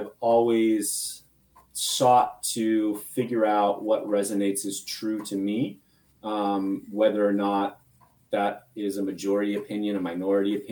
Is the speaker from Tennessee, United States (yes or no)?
no; Phoenix, Arizona, United States; I grew up in Phoenix, Arizona